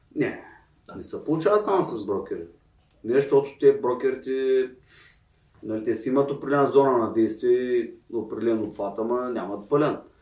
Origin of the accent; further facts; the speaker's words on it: Bulgaria; ние тук сме си българи